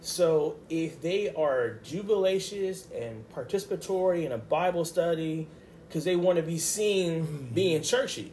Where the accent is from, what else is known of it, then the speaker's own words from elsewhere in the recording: Baltimore, Maryland, United States; also born or lived in Pensacola, Florida; raised in Baltimore City